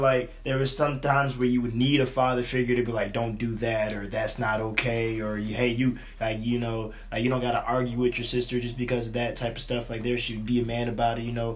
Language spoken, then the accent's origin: English; Philadelphia, Pennsylvania, United States; growing up in Philadelphia, it's different